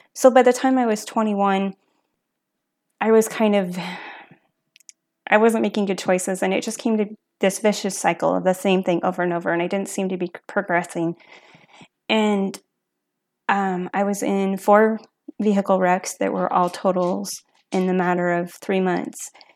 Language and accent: English; Asotin, Washington, United States; also born or lived in Lewiston; I was originally from Lewiston, and then I grew up in Asotin